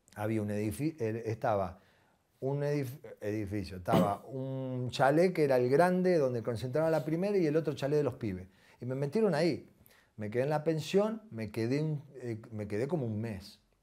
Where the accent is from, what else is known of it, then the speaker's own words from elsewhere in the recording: Corral de Bustos, Córdoba, Argentina; moved away; yo vivía primero en un barrio de Corral de Bustos